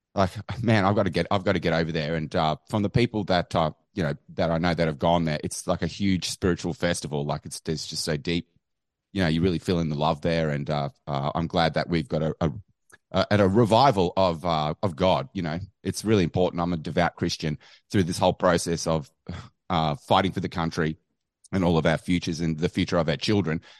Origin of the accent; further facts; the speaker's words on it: Australia; I'm from Australia.